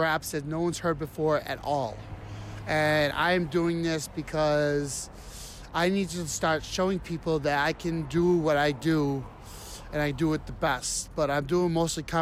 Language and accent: English; Worcester, Massachusetts, United States; I've been born and raised in Worcester my whole life